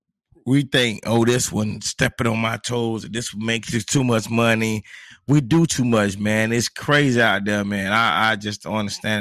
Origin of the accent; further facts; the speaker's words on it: Monticello, Florida, United States; I got a homeboy that I grew up with in Monticello, Florida